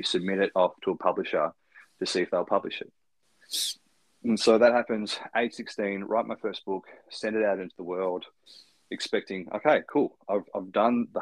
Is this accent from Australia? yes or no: yes; Ridgley, Tasmania, Australia; growing up in Ridgely, which is a tiny country town, northwest coast of Tasmania.